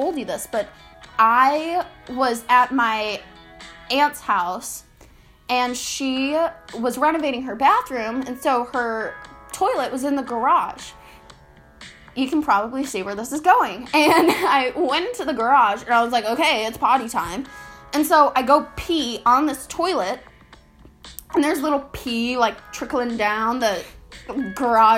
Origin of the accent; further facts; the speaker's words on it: Chicago, Illinois, United States; We swear we don't go to a hillbilly school. I mean, it can be at times, but we're from Chicago